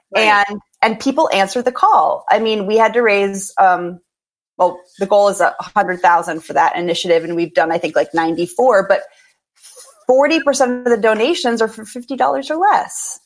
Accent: Minneapolis, Minnesota, United States; moved away as an adult; also born or lived in North Carolina / Brooklyn; I grew up in Minneapolis

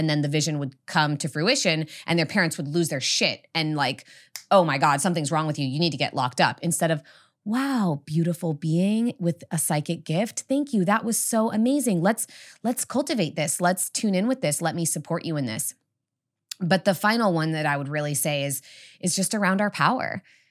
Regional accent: California, United States; And even for me, you know, I grew up in the Redwoods.

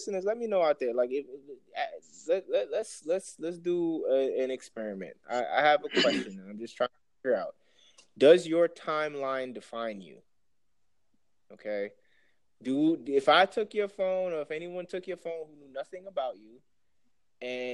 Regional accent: Jamaica; you definitely know off rip I'm from Jamaica

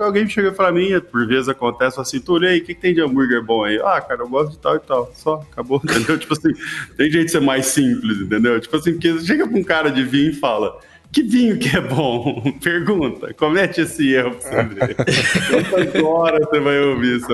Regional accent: Minas Gerais, Brazil; Eu sou mineiro, tá? Orgulhoso, assim

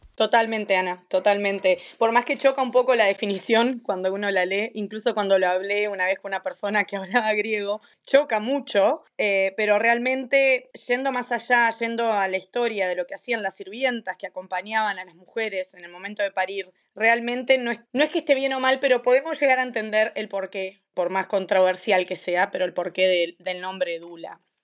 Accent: Maldonado, Uruguay; moved away as an adult; also born or lived in United States / Cambridge, England; now in Aberystwyth, United Kingdom; también soy de Uruguay, nací en Maldonado, me fui de Uruguay en el año 2009, 2010

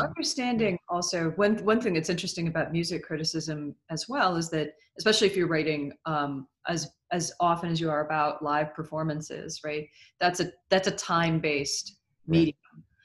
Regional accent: Seattle, Washington, United States; I grew up in Seattle.

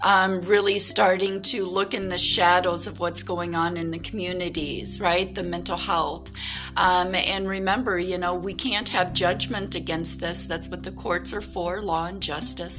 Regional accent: Wisconsin, United States; in my hometown

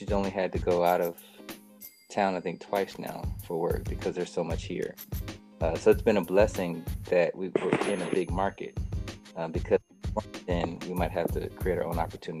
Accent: Midwest, United States; I guess maybe it's just a product of growing up in the Midwest.

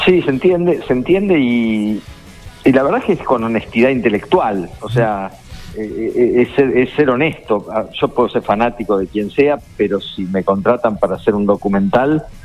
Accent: La Plata, Buenos Aires Province, Argentina; siendo platense, estudiante

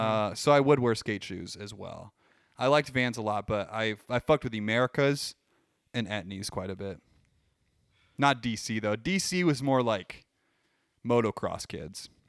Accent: Midwest, United States; We're from the Midwest

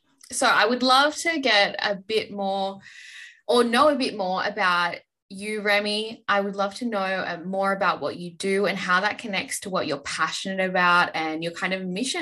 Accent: Orange, New South Wales, Australia; now in Sydney, Australia; I'm from Orange. For anyone who doesn't know, my family still live there

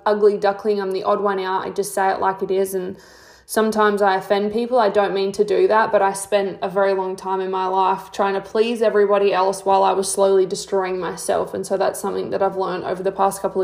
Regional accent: Mount Gambier, South Australia, Australia; also born or lived in Victor Harbor, South Australia; I'm from Mount Gambier, which is a small town in SA. I was born in Victor

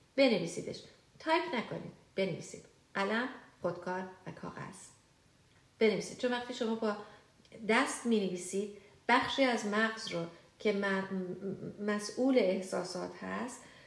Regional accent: Iran; moved away; وقتی که ما ایرانی هستیم بیشتر ماها با این مواجه شدیم که توی شرایط پر استرس بزرگ شدیم

